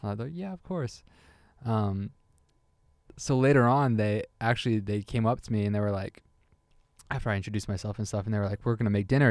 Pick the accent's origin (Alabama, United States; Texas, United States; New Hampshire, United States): New Hampshire, United States; New Hampshire, which is my home state